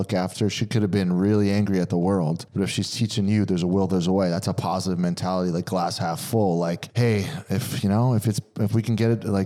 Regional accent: Pennsylvania, United States; moved away; we're from Pennsylvania

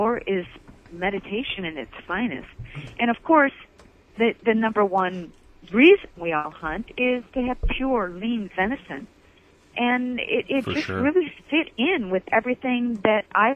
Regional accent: Michigan, United States; Born and raised in Michigan

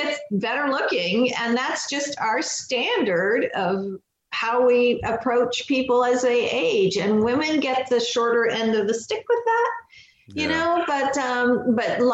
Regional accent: Pakistan; I was born in Pakistan

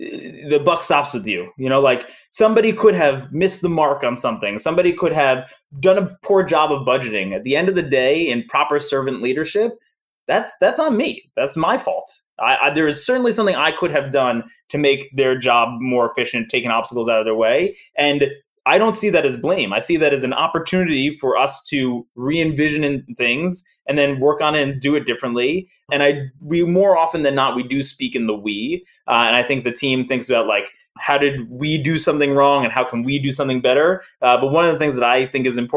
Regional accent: New York, United States; I'm from New York

